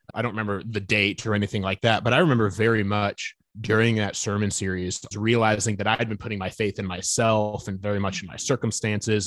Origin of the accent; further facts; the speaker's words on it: Fort Wayne, Indiana, United States; now in Nashville, United States; I grew up in Northeast Indiana, uh, Fort Wayne, second largest city up in Indiana